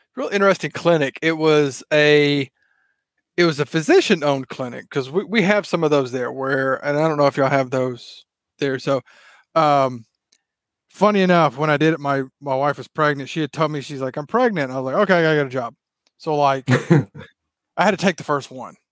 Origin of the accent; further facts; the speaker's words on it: Mississippi, United States; accent: Southern; now in Texas, United States; you probably tell by how I talk, I am from the South, originally from Mississippi, live in Texas now